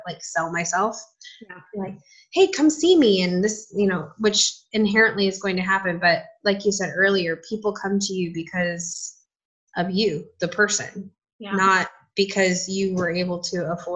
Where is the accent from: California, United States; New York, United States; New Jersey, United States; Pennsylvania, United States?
California, United States; Southern; now in Nashville, United States; I'm from Southern California